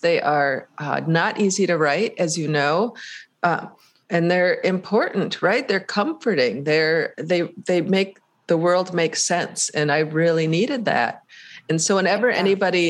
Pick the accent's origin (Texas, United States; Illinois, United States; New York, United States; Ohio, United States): Ohio, United States; Painesville; And in the town of Painesville, my hometown is called Painesville, ironically, there was a curfew siren at night